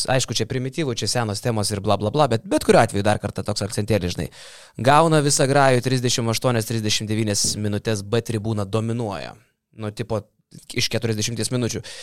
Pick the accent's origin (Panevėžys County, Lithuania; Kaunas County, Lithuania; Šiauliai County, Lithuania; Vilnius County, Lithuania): Kaunas County, Lithuania; Kaunas; aš kaip Kaunietis, kaip Kauno miesto patriotas